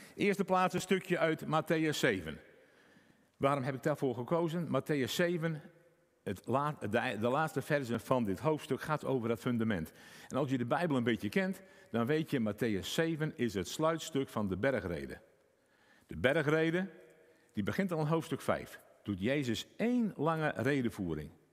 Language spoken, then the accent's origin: Dutch; Friesland, Netherlands; ik uit Friesland kom